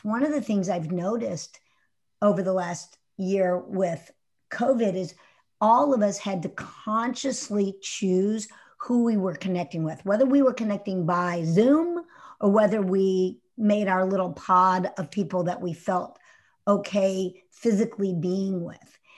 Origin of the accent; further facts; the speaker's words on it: Houston, Texas, United States; As a kid growing up in Houston, I grew up in Houston in, in the, uh, sixties and, uh, seventies.